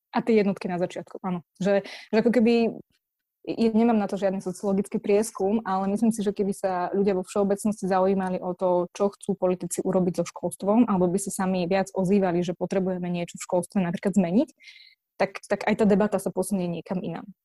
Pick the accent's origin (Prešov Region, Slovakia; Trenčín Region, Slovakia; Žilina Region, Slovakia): Žilina Region, Slovakia; Martin; ja som z Martina